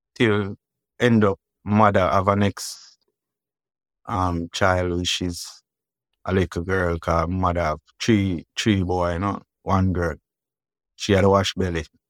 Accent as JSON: {"language": "English", "town": "Kingston", "country": "Jamaica", "tie": "born or raised there", "said": "Grew up Ken Cut"}